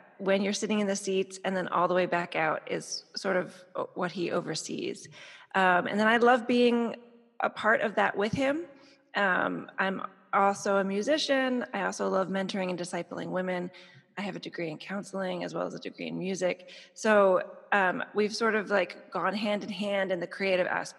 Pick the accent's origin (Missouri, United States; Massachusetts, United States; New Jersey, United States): New Jersey, United States; also born or lived in Chicago, Illinois; now in Miami, United States; I'm originally from New Jersey